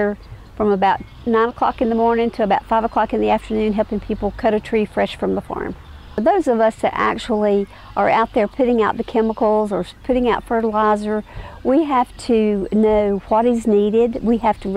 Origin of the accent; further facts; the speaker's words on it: Watauga County, North Carolina, United States; I was born here in Watauga County. I have lived in Watauga County my entire life.